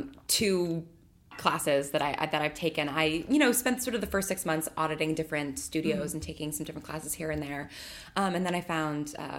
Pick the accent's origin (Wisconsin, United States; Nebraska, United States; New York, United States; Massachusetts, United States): New York, United States; suburbs of; also born or lived in Manhattan, New York / Bay Area, California; And then came back to the suburbs of New York. And I grew up there and really, really small high school. So, and you know, very, very small town.